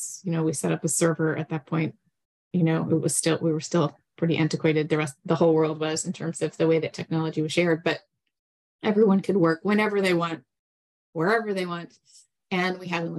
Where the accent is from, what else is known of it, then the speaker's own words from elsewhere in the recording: Texas, United States; moved away as an adult; also born or lived in New England / New York City; I was born in Texas, and then I went to college in New England, actually at Tufts, but decided I wanted to go back to my home state to study architecture